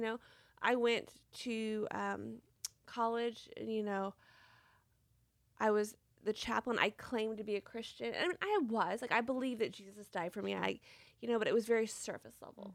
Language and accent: English; Franklin, Tennessee, United States; I was born and raised in Franklin, Tennessee